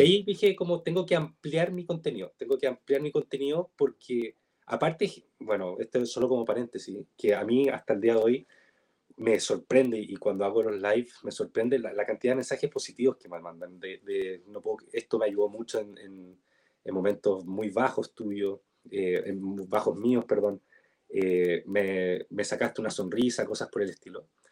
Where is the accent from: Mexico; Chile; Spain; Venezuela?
Chile; soy chileno, que hablo chileno, que vivo en Chile